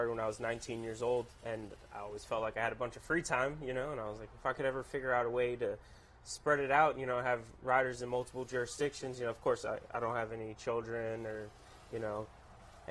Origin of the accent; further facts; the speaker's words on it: Miami, Florida, United States; moved away as an adult; now in Kentucky, United States; After I left Miami for college, I moved to Kentucky